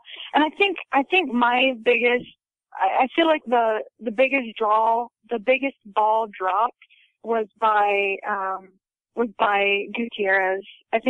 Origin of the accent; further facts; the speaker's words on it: Southern Utah, United States; I'm from Utah. I'm from Southern Utah.